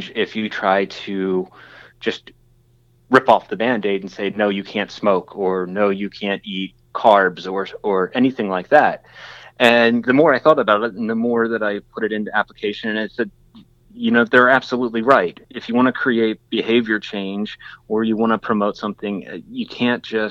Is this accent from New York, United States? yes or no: no; York County, Pennsylvania, United States; I grew up in York County